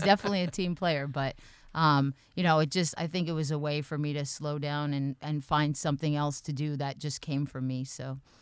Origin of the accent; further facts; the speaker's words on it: Boston, Massachusetts, United States; now in New Hampshire, United States; I grew up in the Boston area